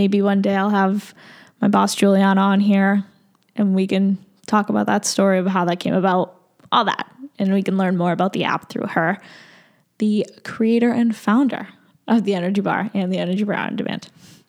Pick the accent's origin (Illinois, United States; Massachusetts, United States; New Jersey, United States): Massachusetts, United States; Boston; And I'm born and raised in Massachusetts. Boston area.